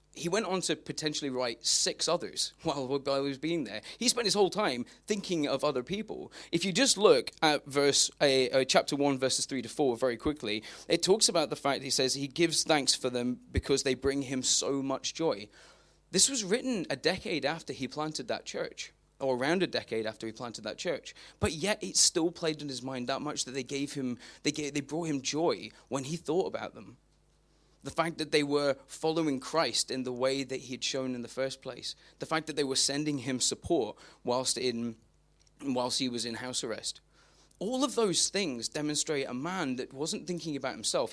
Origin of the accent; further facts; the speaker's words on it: United Kingdom; British people have lots of word f, words for rain because we see it a lot